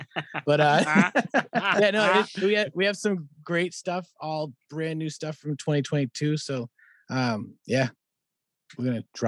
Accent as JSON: {"language": "English", "town": "Boston", "region": "Massachusetts", "country": "United States", "accent": "Boston", "said": "from Boston, Massachusetts."}